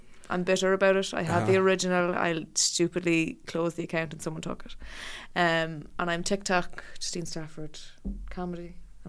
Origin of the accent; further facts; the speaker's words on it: Ireland; the one we grew up watching in the South was Winning Streak.